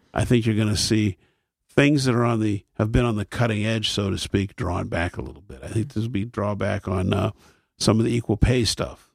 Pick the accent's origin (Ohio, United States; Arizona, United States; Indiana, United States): Ohio, United States; Akron; when I was a child, there were three networks in my hometown